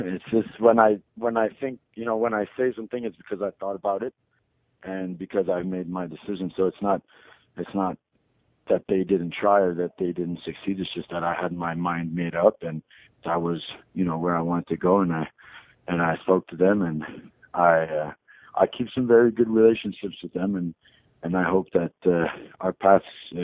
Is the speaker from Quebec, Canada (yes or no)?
yes; Montreal, Quebec, Canada; I grew up in Montreal